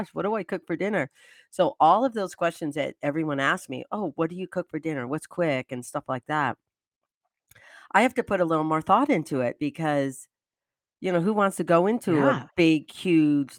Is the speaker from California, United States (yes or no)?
no; Michigan, United States; born or raised there